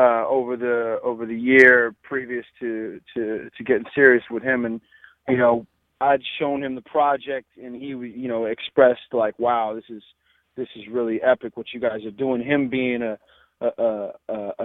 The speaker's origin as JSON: {"language": "English", "town": "San Francisco", "region": "California", "country": "United States", "said": "I'm from Hunters Point, you know, San Francisco"}